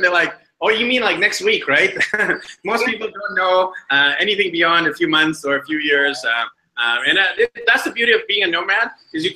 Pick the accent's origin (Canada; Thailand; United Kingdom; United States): Canada; Vancouver, British Columbia; now in Medellin, Colombia; I'm from Vancouver